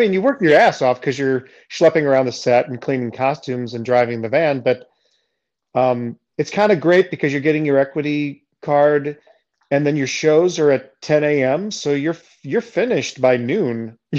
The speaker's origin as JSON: {"language": "English", "town": "St. Louis", "region": "Missouri", "country": "United States", "tie": "born or raised there", "said": "Southern Illinois University in Edwardsville, which is right across the river from St. Louis, my hometown."}